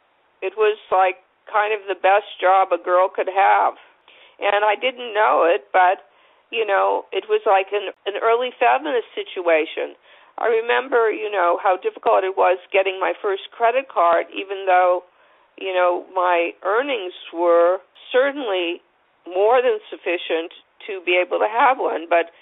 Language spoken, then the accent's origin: English; California, United States; Because I was from California, every time daylight savings changed, I'd get depressed